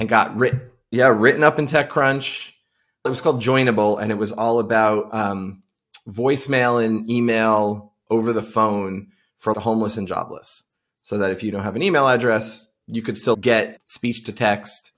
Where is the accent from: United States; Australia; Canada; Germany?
United States; Farmingville, New York; I grew up on Long Island, uh, out in a town called Farmingville